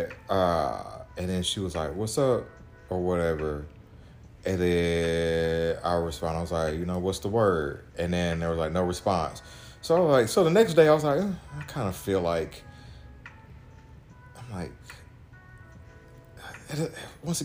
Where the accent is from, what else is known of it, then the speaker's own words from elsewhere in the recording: Missouri, United States; I'm from Missouri